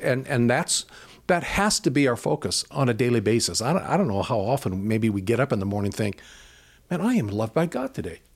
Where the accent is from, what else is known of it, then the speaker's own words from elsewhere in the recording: United States; growing up in America, we grew up with a mindset that says you can pull yourself up by your own bootstraps